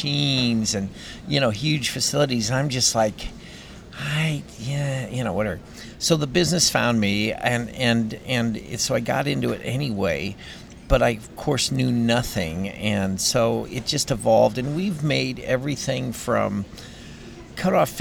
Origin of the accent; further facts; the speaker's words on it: Long Grove, Illinois, United States; I was just a goofy kid growing up in Long Grove, Illinois